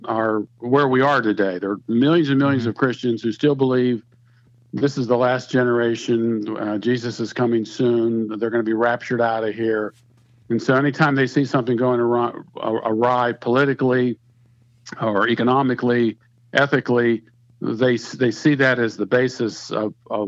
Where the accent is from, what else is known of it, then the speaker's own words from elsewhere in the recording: Pittsburgh, Pennsylvania, United States; moved away as an adult; now in Marietta, United States; I grew up in Pittsburgh, Pennsylvania